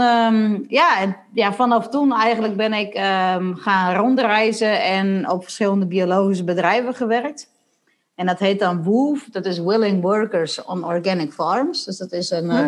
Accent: Sondel, Friesland, Netherlands; ik ben, eh, geboren in Sondel. Dat ligt vlakbij Lemmer in Friesland. En, eh, ik ben ge-, groot geworden in een gezin met, eh, nog twee zussen en nog één broer

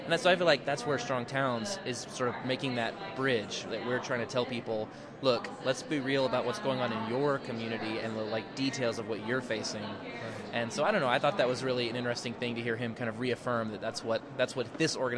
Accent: Austin, Texas, United States; I'm from Austin

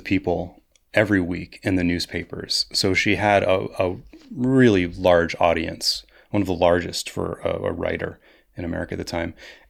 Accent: Barnard, Vermont, United States; she's buried here in my hometown

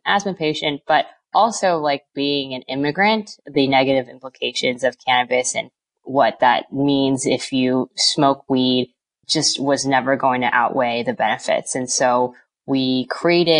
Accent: East Bay, California, United States; we're both from the East Bay

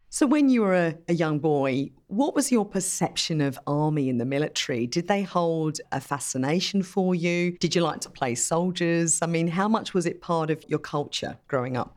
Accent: United Kingdom; I actually grew up in the U K

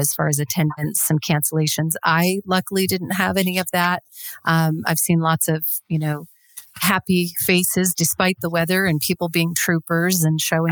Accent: United States; I'm the American in the bunch

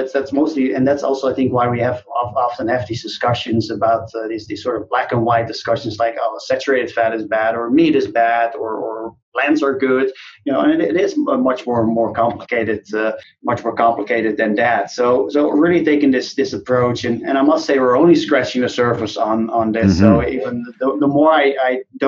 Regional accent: Netherlands; moved away as an adult; now in United States; I grew up in the Netherlands

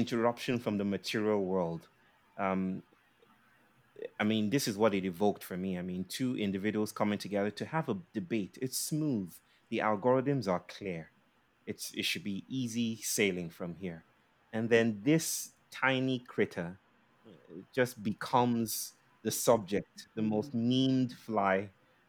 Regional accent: Nigeria; now in India; I'm a Nigerian. I'm a Nigerian living in India.

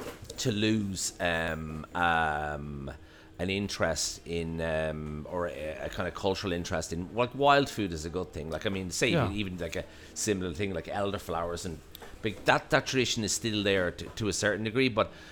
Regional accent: Ireland; we are, as Irish people, also obsessed with land

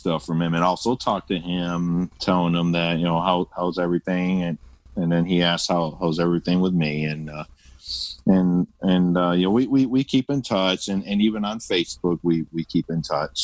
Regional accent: Toledo, Ohio, United States; I was born and raised in Toledo, Ohio.

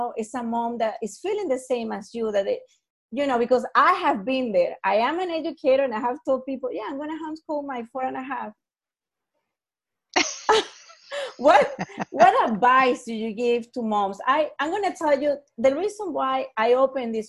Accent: Caracas, Capital District, Venezuela; moved away; I come from Caracas, Venezuela

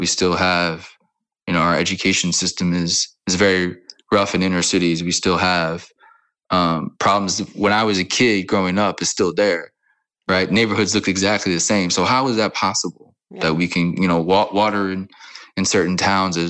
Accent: New Orleans, Louisiana, United States; also born or lived in California / Mississippi / Florida / Kansas City; now in Amsterdam, Netherlands; born and raised in New Orleans and bounced around a lot, California, Mississippi, Florida, a lot of places, and settled in Kansas City

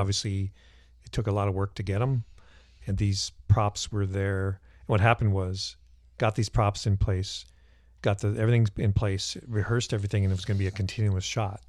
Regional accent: Cannon Falls, Minnesota, United States; I grew up on a hobby farm in Cannon Falls

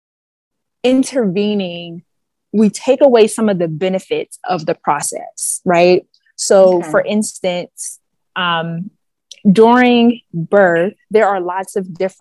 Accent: Pittsburgh, Pennsylvania, United States; moved away as an adult; now in Baltimore, United States; I am originally from Pittsburgh, Pennsylvania

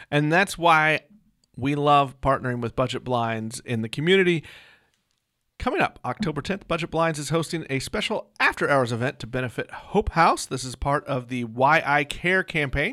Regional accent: Joplin, Missouri, United States; moved away; my hometown.

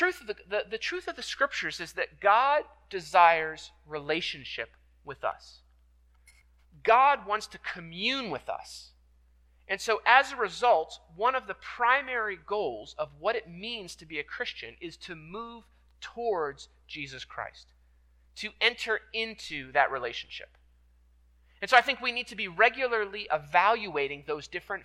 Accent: York, Pennsylvania, United States; moved away; I grew up in York, PA

